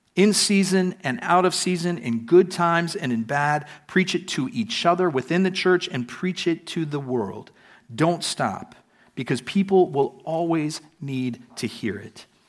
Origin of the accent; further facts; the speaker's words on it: United States; now in Prague, Czech Republic; coming to Prague as an American